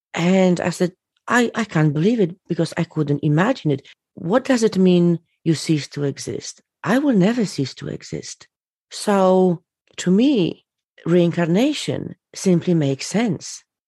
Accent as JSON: {"language": "English", "country": "Poland", "tie": "born or raised there", "said": "I was born in Poland."}